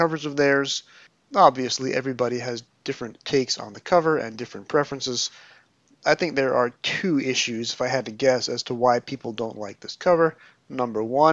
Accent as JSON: {"language": "English", "country": "United States", "said": "both being American"}